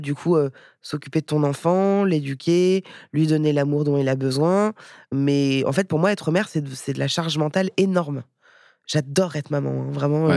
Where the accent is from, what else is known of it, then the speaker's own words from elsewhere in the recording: Paris, Île-de-France, France; moved away as an adult; also born or lived in India; j'ai vécu en Inde, mais j'ai grandi à Paris